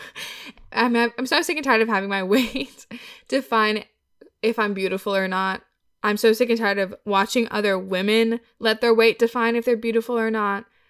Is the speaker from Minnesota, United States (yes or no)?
no; Wisconsin, United States; I'm from Wisconsin